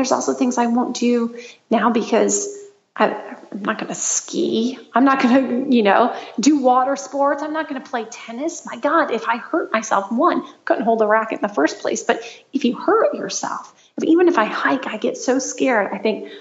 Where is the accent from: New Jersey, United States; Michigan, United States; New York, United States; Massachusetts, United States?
Michigan, United States; now in Los Angeles, United States